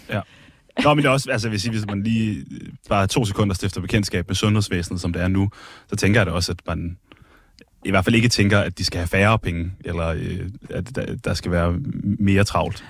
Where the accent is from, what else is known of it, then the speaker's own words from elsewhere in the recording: Skive, Central Denmark Region, Denmark; now in Copenhagen, Denmark; jeg er fra Skive og boet der mange år